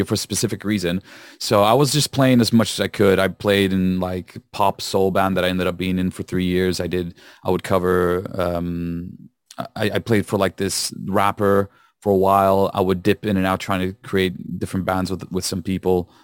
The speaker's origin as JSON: {"language": "English", "town": "Rome", "region": "Lazio", "country": "Italy", "moved": "as an adult", "lives_now": "Liverpool, United Kingdom", "said": "I'm from Rome initially"}